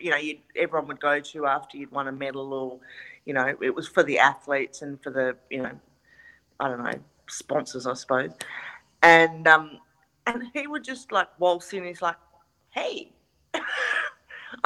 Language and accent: English; Perth, Western Australia, Australia; also born or lived in Sydney, Australia; I'm from Perth